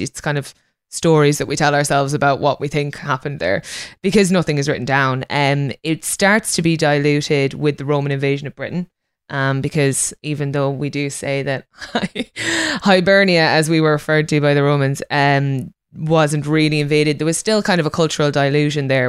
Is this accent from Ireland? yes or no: yes; Connacht, Ireland; I'm from Connacht